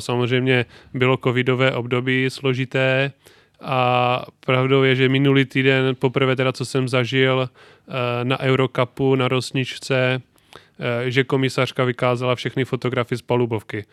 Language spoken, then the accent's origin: Czech; North Moravia, Czechia; Tam v regionu, ve kterém jsem vyrůstal, na Severní Moravě